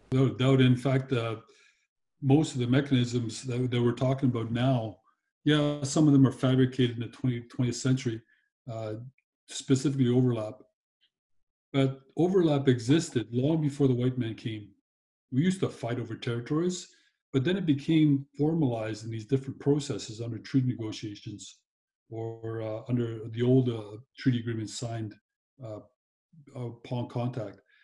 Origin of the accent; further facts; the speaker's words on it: Kitamaat Village, British Columbia, Canada; I'm born and raised on Kitimat Village Reserve on the west coast of British Columbia